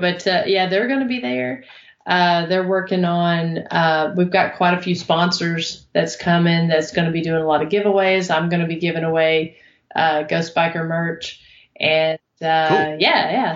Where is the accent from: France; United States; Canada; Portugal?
United States; Oneida, Tennessee; Oneida, Tennessee, which is actually my hometown